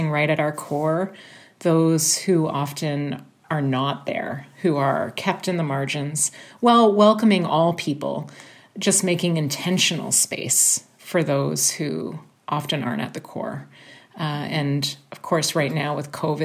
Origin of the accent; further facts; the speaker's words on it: Toronto, Ontario, Canada; I was born and raised in Toronto, which has remained my home throughout my life.